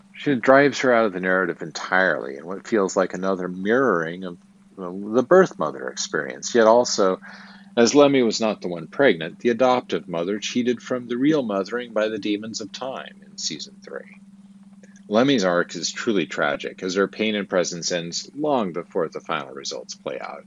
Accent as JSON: {"language": "English", "town": "Twin Falls", "region": "Idaho", "country": "United States", "tie": "born or raised there", "said": "I was born in Twin Falls, Idaho, in the Magic Valley, at the Magic Valley Regional Medical Center on April 15, 1974"}